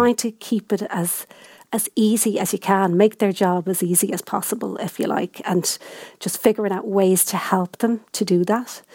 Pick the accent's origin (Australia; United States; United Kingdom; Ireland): Ireland; Dublin, Leinster; I come from Dublin